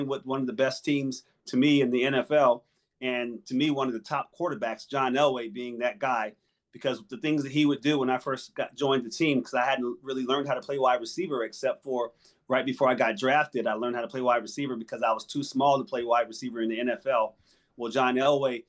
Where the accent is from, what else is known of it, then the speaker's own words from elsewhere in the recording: New Jersey, United States; now in Arizona, United States; I'm originally from New Jersey.